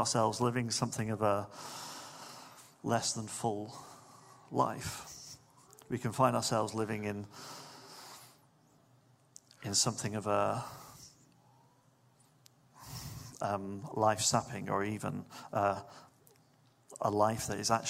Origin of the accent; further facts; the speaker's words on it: Manchester, North West England, United Kingdom; I remember growing up in Manchester in the 90s